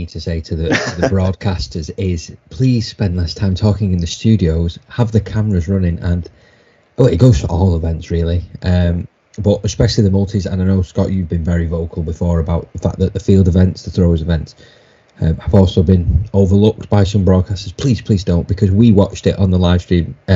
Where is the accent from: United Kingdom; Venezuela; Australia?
United Kingdom; Wigan, North West England